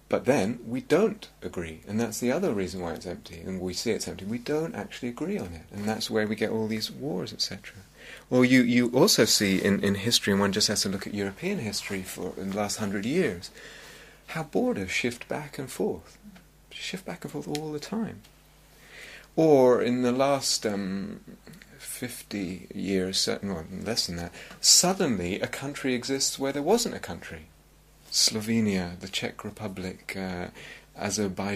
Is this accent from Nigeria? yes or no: no; London, United Kingdom; I grew up in London, and there was a sense of North London and South London